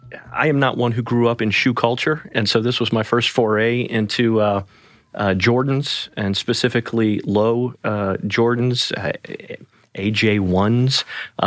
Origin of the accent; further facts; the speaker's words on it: New Orleans, Louisiana, United States; So I'm from New Orleans, Louisiana originally, born mm-hmm. and raised. Spent the first 18 years of life there.